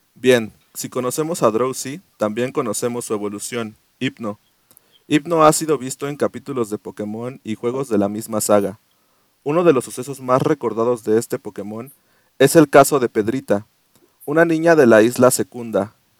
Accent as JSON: {"language": "Spanish", "region": "Mexico City", "country": "Mexico", "tie": "born or raised there", "also_born_or_lived": "Querétaro", "moved": "yes", "said": "Nací en la capital del mundo, güey. en el ombligo del mundo, en el ombligo de, México, Iztapalapa."}